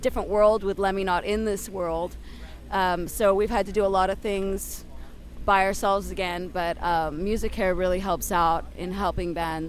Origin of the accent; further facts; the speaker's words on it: Crete, Greece; We're from Crete, Greece, and we started off in an artist commune